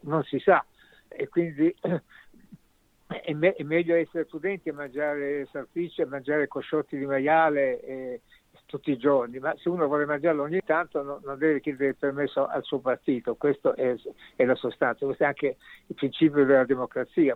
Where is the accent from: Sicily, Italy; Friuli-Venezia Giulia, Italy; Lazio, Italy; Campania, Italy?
Sicily, Italy; now in Germany; Io, come tu sai, sono siciliano